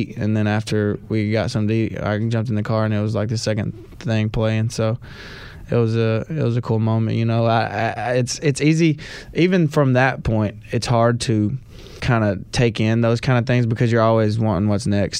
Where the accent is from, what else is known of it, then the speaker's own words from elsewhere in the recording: Knoxville, Tennessee, United States; also born or lived in Sneedville, Tennessee; I moved to Knoxville when growing up, so I consider Knoxville my hometown